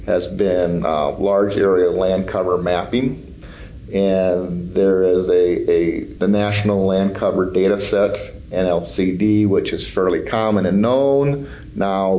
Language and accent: English; Sioux Falls, South Dakota, United States; I grew up in Sioux Falls, South Dakota